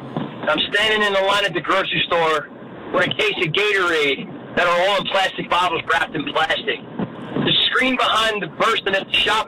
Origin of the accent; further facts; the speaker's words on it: New Jersey, United States; and you say, I'm not used to the bags because I'm from New Jersey.